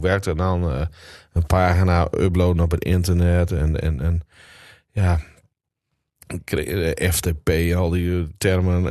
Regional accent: Drenthe, Netherlands; also born or lived in Groningen; now in Annen, Netherlands; Maar ik ben wel geboren en getogen in Drenthe

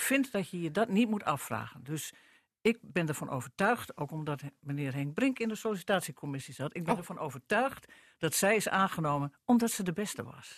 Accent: northern Netherlands, Netherlands; Ik ben een Noorderling. Ik ben ook half Drents

